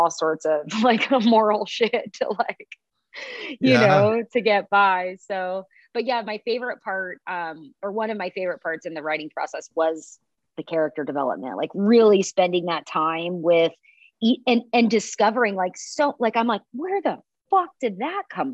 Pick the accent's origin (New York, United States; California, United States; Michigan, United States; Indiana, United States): California, United States; Pacifica; I'm from Pacifica in Half Moon